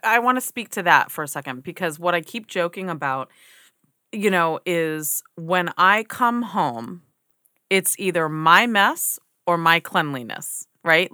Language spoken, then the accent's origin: English; United States; as an American, we grow up with this standard